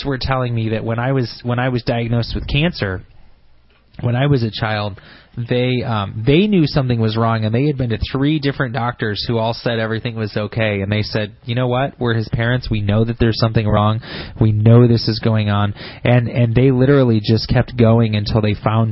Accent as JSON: {"language": "English", "town": "Grand Blanc", "region": "Michigan", "country": "United States", "tie": "born or raised there", "said": "smart people live in Grand Blanc"}